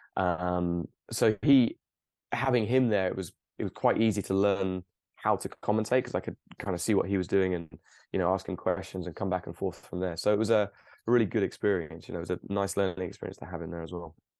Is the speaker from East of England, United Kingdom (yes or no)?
yes; Cambridge, East of England, United Kingdom; also born or lived in Plymouth; I grew up and I actually grew up very close to where I live now, maybe five miles away in Cambridge